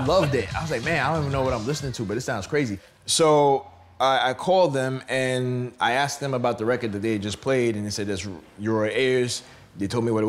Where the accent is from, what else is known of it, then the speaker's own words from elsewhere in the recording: New York, United States; I am from New York